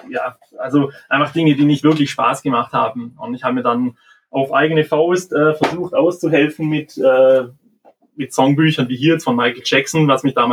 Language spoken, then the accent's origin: German; Tuttlingen, Baden-Württemberg, Germany; Ich komme aus Tuttlingen. Das ist ja Richtung Schwarzwald, Bodensee.